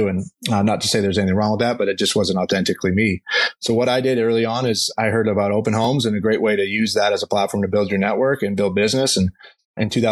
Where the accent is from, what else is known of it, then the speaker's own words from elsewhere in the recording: Vancouver, British Columbia, Canada; moved away as an adult; also born or lived in Arizona / Los Angeles; now in Scottsdale, United States; I grew up in Vancouver, Canada. I'm a Canadian